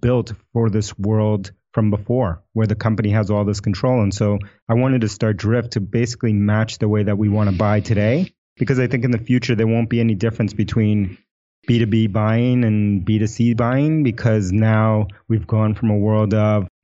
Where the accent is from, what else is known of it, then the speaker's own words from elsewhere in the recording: New York City, New York, United States; first language Spanish; English is a second language; I grew up in New York City.